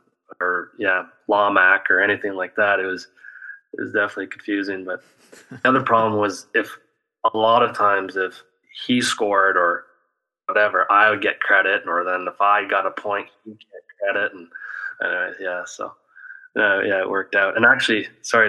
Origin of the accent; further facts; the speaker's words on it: Ontario, Canada; moved away as an adult; also born or lived in Wisconsin, United States; throughout my minor hockey and junior, I never left home, which is different to most hockey players, right, in Canada